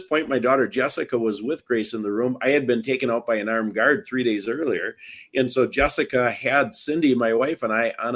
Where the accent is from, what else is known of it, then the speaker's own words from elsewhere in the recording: Wisconsin, United States; I'm from Wisconsin because I don't have an accent.